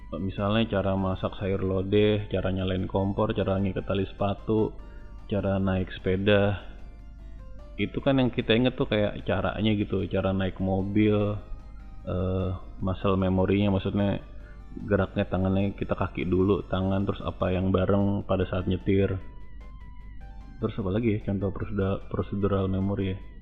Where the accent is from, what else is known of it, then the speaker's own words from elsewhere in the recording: Jakarta, Indonesia; waktu kecil lo gue tinggalnya di daerah Senen ya waktu gue TK